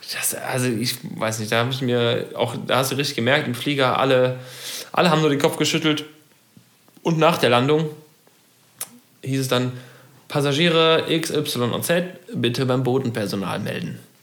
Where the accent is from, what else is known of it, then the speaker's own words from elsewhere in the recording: Germany; wir Deutschen